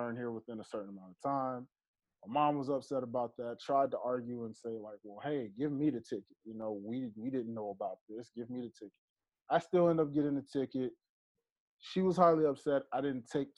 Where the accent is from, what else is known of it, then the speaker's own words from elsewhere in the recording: Georgia, United States; also born or lived in Memphis, Tennessee; I grew up in Georgia thinking I was from Georgia. And then I was finding out that I'm actually from Memphis, Tennessee, where the majority of my family is from.